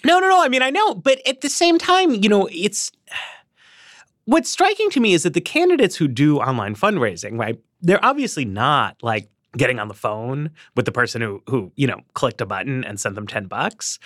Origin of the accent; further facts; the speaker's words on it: Northeast, United States; I'm from the Northeast, too